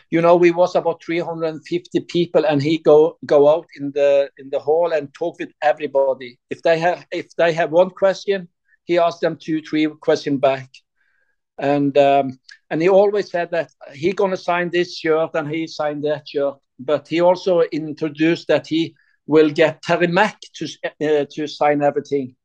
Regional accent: Sandnes, Rogaland, Norway; English is a second language; also born or lived in Klepp; I born here and I live all my life almost in Sandnes.

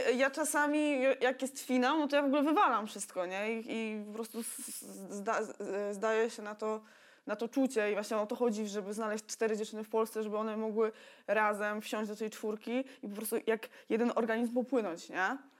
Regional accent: Toruń, Kuyavian-Pomeranian Voivodeship, Poland; pochodzę z Torunia

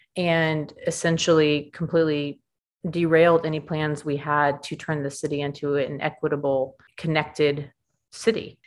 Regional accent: Stone Mountain, Georgia, United States; I grew up in Stone Mountain during nine eleven.

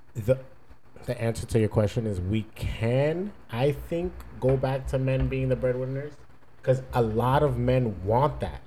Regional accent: New York, United States; now in Fort Lauderdale, United States; I'm from New York

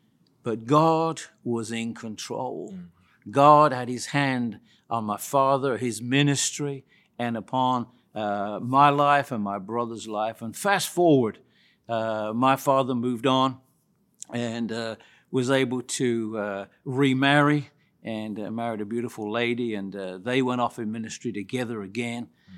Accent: West Midlands, United Kingdom; I was born in the United Kingdom many, many years ago, virtually in the central part of the United Kingdom near Birmingham.

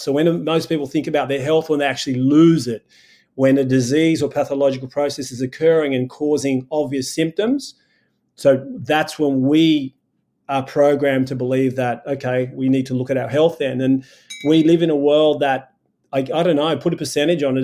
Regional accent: Sydney, New South Wales, Australia; I was born in Sydney, Australia

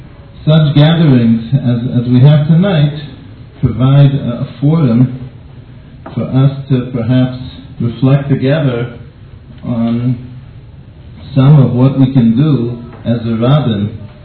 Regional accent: Boston, Massachusetts, United States; in case you haven't noticed yet from my accent, I come from Boston.

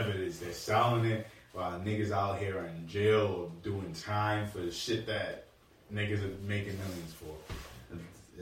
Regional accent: United States; I grew up in Blue Meadows.

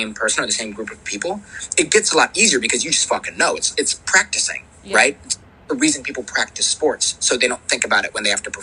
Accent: United States; as the American populace we teach our children

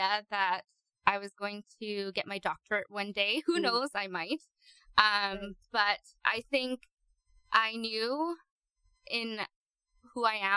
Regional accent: Burnaby, British Columbia, Canada; also born or lived in Ontario; now in Nanaimo, Canada; So most of my life, I grew up in Burnaby

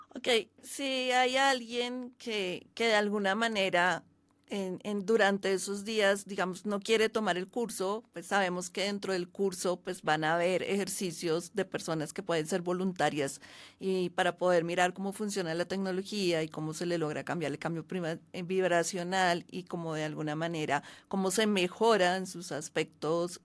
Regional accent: Colombia; also born or lived in Bogotá; yo vivo en Bogotá, soy colombiana

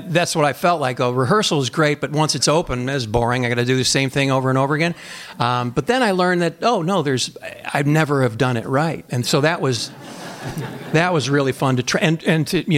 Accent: Chicago, Illinois, United States; I'm from Chicago, because all the things that I do are done here

